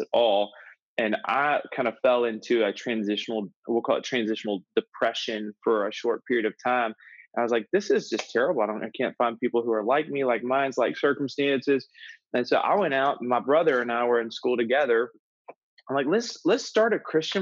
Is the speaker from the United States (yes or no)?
yes; Georgia, United States; I am from Georgia. I grew up in Georgia